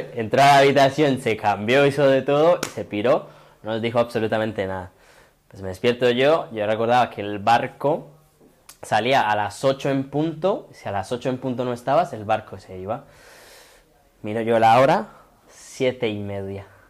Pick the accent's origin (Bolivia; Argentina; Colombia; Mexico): Colombia; Itagüí, Antioquia; now in Spain; al municipio de donde yo soy, que yo soy de Itagüí, que queda justo al lado de Medellín